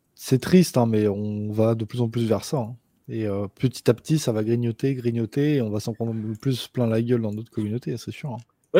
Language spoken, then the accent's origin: French; Rouen, Normandy, France; je suis de Rouen